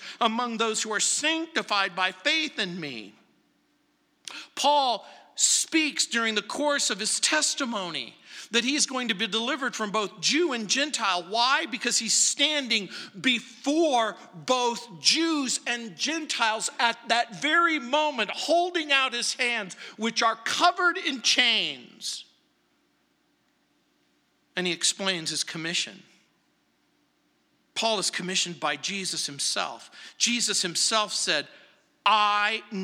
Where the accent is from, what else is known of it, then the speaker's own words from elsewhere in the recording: New Orleans, Louisiana, United States; now in Denver, United States; I was born in New Orleans, Louisiana, March 24th, 1956